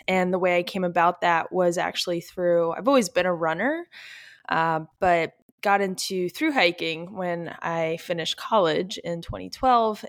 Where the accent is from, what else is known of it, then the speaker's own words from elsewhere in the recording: East Coast, United States; now in Virginia Beach, United States; we're all from the East Coast. We're not, um, people, we're not from Colorado